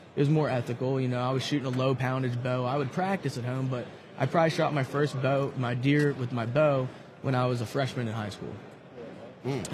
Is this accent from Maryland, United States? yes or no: yes; western Maryland, United States; also born or lived in Eastern Shore, Maryland; I'm from Maryland, originally from the western side of Maryland. Now I moved down to the eastern shore